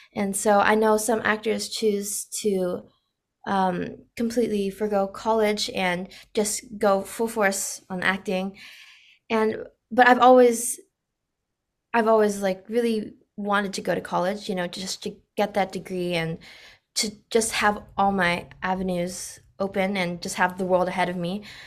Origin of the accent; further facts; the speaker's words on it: Orange County, California, United States; I grew up in America and I was born and raised here